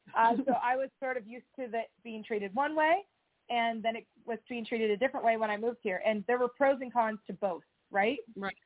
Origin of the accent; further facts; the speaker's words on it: Southern California, United States; also born or lived in Seattle; now in Nashville, United States; I grew up in Southern California